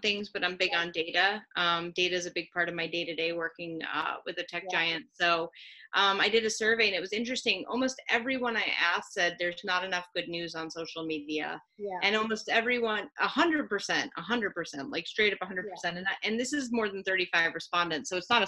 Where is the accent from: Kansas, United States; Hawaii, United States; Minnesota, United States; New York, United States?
New York, United States; moved away; I'm originally a New Yorker